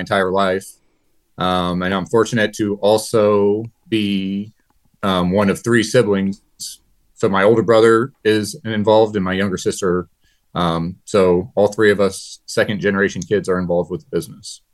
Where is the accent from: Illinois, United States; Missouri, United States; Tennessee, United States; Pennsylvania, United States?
Missouri, United States; New Haven; I'm from New Haven, Missouri, born and raised here